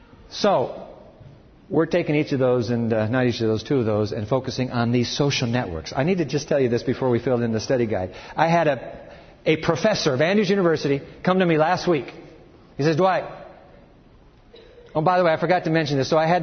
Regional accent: Japan; I climbed Mount Fuji when I was a kid and growing up in Japan.

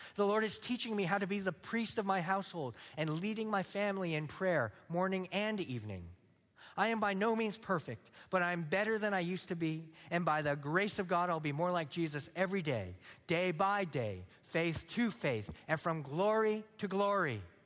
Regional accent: San Luis Obispo, California, United States; moved away; I'm from San Luis Obispo, California

